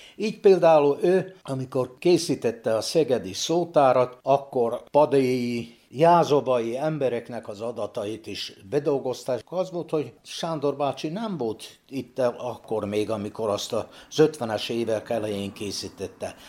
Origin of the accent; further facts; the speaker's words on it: Bačka Topola, Vojvodina, Serbia; Ebben a házban születtem 1944. januárjában